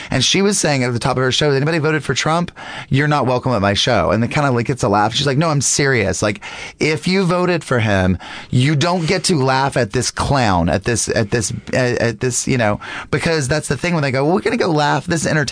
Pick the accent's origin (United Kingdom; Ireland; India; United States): United States; the South; I grew up in the South